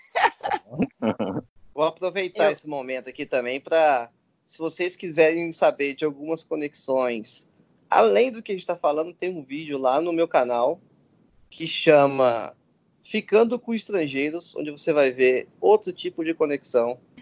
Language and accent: Portuguese; Goiânia, Goiás, Brazil; Eu que sou de Goiânia